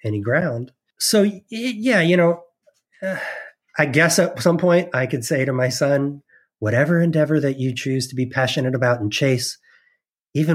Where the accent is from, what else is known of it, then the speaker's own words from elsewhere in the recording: New Jersey, United States; growing up in New Jersey, we were sort of in the epicenter